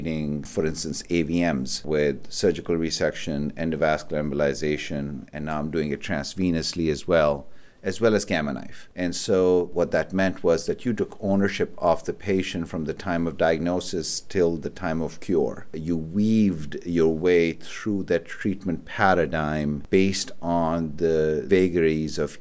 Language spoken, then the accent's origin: English; Pakistan; moved away as an adult; also born or lived in Karachi, Pakistan / Rochester, United States / Syracuse, United States; now in Buffalo, United States; I was born and raised in Pakistan, and I went to medical school at a place called the Aga Khan University in Karachi, Pakistan